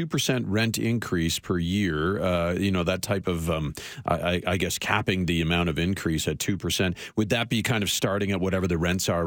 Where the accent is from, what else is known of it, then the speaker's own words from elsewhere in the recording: St. John's, Newfoundland and Labrador, Canada; now in Calgary, Canada; I'm from Newfoundland. I was born in St. John's.